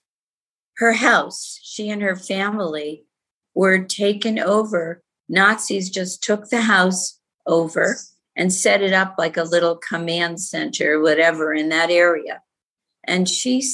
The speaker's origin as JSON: {"language": "English", "town": "Gardner", "region": "Massachusetts", "country": "United States", "tie": "born or raised there", "also_born_or_lived": "Prague, Czechoslovakia", "said": "we came to this country, immigrated, and then we finally settled in Gardner, Massachusetts, a small town up north near not too far from New Hampshire"}